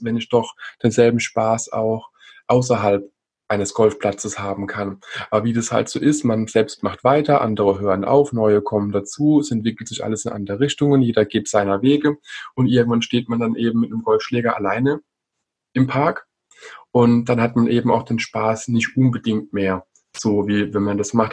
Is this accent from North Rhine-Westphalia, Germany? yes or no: no; Rhine Plain and the Palatinate, Rhineland-Palatinate, Germany; in der Rheinebene und der Pfalz, wo ich ja herkomme